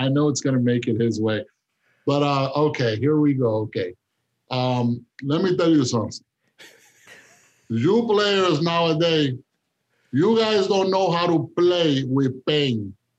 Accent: Cincinnati, Ohio, United States; when I wore the uniform of Cincinnati Reds, because I grew up in Riverfront Stadium, where they later changed the name to Synergy Field, it brought back so many memories.

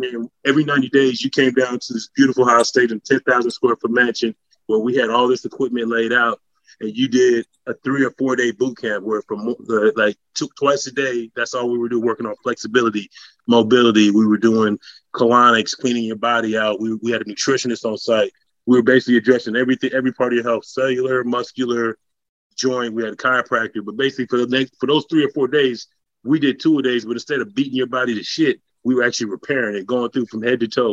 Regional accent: West Coast, United States; moved away; I'm from the West Coast

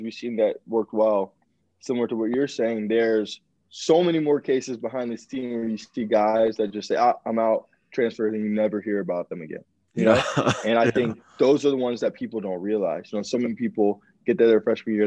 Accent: Georgia, United States; I'm from Georgia. You know, half of my high school went to Georgia

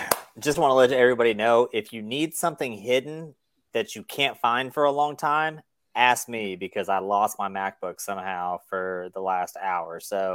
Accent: Napa, California, United States; also born or lived in Vallejo / Fairfield / Vacaville; I'm a NorCal kid myself, right? I grew up in Napa, Vallejo, Fairfield, a little bit of Vacaville.

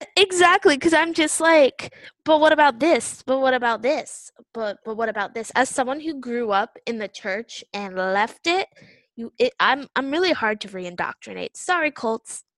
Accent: United States; now in South Korea

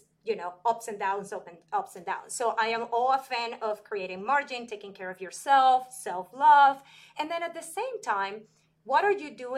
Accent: Venezuela; moved away as an adult; now in United States; I'm from Venezuela

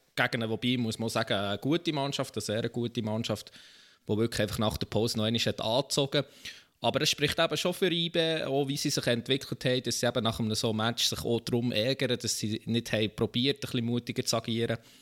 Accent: Bern, Switzerland; als Berner

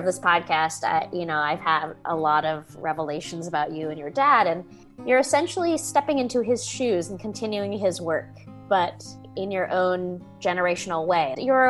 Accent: Bay Area, California, United States; Growing up in the Bay Area with counterculture people

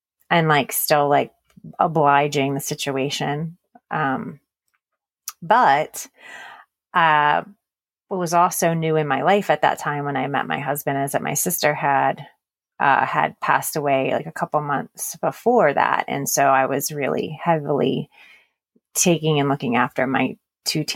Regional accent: Baltimore, Maryland, United States; moved away as an adult; now in Texas, United States; I'm originally from Baltimore, Maryland, and that is where I grew up and spent most of even my adult life. It wasn't until 6 years ago that we moved to Texas, where we live now.

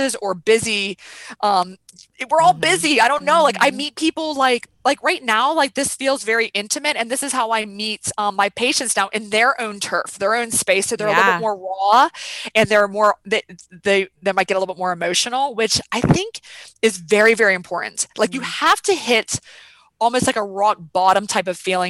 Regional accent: Weirton, West Virginia, United States; So I grew up in a town called Weirton, West Virginia, which is outside Pittsburgh, PA

